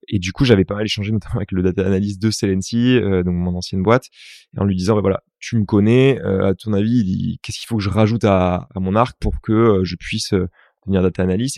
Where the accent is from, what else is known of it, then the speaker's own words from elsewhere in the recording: Toulouse, Occitania, France; moved away; also born or lived in Paris; Je viens de Toulouse